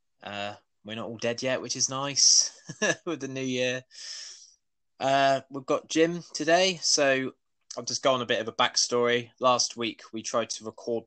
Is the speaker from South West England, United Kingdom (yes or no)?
yes; Weymouth, South West England, United Kingdom; I'm from Weymouth, have been my entire life.